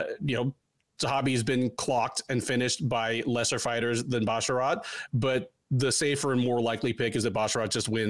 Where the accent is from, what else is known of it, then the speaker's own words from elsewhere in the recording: East Coast, United States; when I was growing up on the East Coast, I had an uncle that lived in Dillon, Colorado